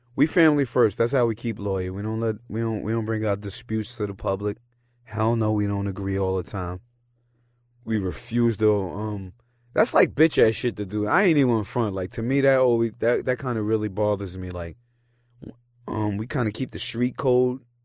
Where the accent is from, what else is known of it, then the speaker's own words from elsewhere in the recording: New York City, New York, United States; also born or lived in Yonkers; I'm from fucking New York City.